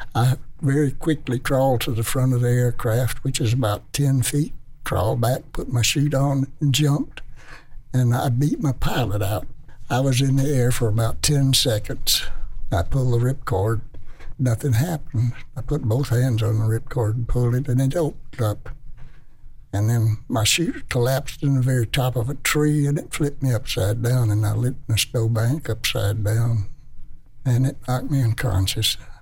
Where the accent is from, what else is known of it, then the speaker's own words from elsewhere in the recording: Memphis, Tennessee, United States; I was from Memphis